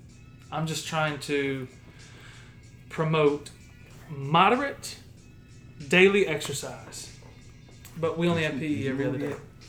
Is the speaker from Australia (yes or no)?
no; Louisiana, United States; I'm from Louisiana.